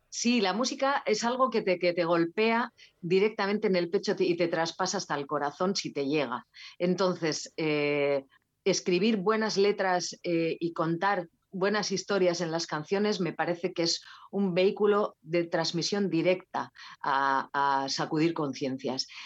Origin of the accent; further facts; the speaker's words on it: Basque Country, Spain; Euskal Herria, que es de donde soy, del País Vasco.